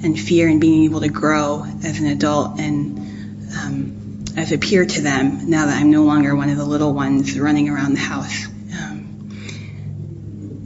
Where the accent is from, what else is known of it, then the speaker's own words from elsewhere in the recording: New Jersey, United States; moved away; I'm originally from New Jersey